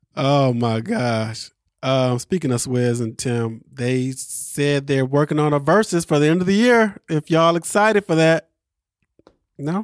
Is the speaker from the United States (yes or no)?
yes; Midwest, United States; somebody from the Midwest